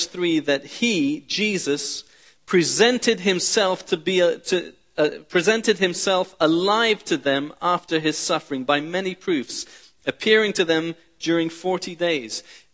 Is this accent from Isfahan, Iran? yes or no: no; Tehran, Tehran Province, Iran; I was born in Iran in the 1970s. My father is Iranian. My mother's British. I was born in Tehran